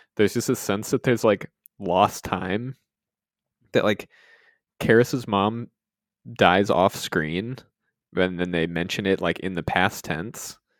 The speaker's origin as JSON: {"language": "English", "region": "Georgia", "country": "United States", "tie": "born or raised there", "said": "I living in, growing up in Georgia"}